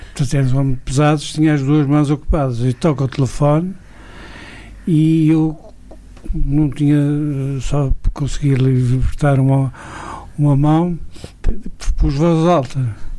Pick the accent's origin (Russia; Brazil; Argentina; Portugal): Portugal; Douro; also born or lived in France; sou do Douro, sempre f, trabalhei aqui